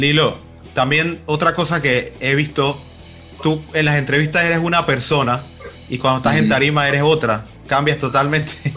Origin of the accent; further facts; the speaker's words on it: Panama; como panameño